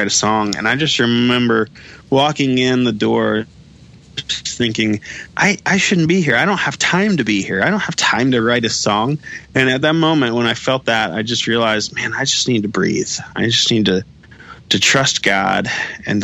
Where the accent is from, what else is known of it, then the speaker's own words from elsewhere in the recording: Florida, United States; now in Nashville, United States; growing up in Florida, we didn't have the Rays, we didn't have the Marlins